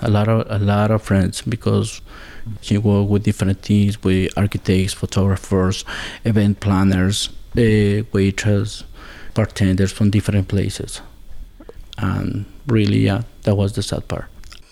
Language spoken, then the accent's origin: English; Azogues, Cañar, Ecuador; English is a second language; moved away as an adult; now in Pittsfield, United States; I am from Azogues, Ecuador. Right now, I live in Berkshire County. I live in PC, Massachusetts